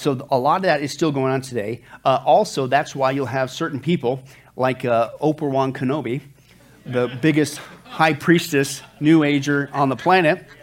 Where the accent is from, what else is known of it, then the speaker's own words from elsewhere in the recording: Kansas, United States; now in Las Vegas, United States; I grew up in the farm. I grew up in Kansas